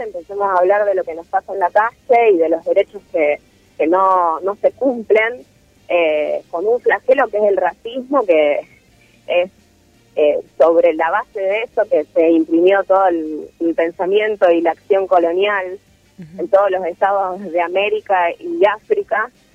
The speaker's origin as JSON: {"language": "Spanish", "country": "Argentina", "tie": "born or raised there", "said": "las personas negras que nacimos acá en Argentina"}